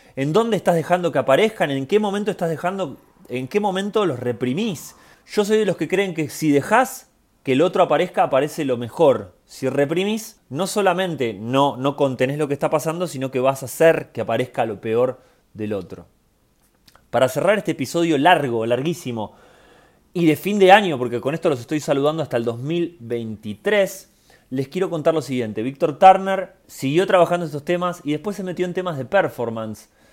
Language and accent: Spanish; Argentina; como argentino